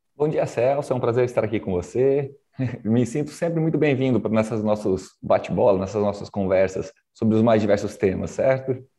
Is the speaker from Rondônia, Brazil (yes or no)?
yes; Porto Velho, Rondônia, Brazil; also born or lived in Paraná / Nova Brasilândia / Cerejeiras / Pimenta Bueno; eu fiquei em Porto Velho a minha infância, criado no Conjunto Santo Antônio